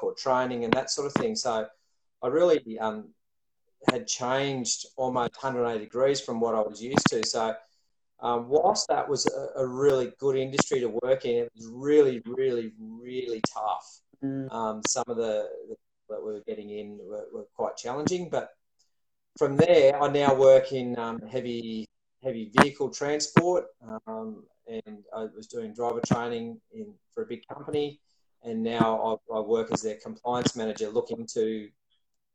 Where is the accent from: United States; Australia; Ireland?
Australia; Sydney, New South Wales; moved away as an adult; also born or lived in Bowral; now in Wollongong, Australia; I grew up in Sydney, and we moved down to Wollongong not long after our first child was born.